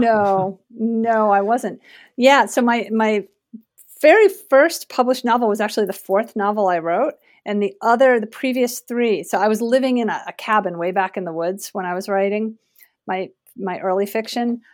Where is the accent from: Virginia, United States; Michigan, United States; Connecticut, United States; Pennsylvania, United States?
Connecticut, United States; suburb west of Hartford; moved away as an adult; also born or lived in Portland, Oregon / Kentucky; now in Vermont, United States; I grew up in a suburb just west of Hartford, Connecticut